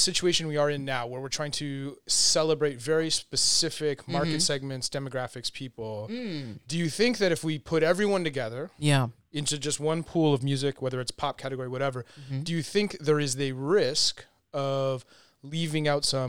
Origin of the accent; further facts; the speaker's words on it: Montreal, Quebec, Canada; moved away as an adult; now in California, United States; my hometown in Montreal, Canada.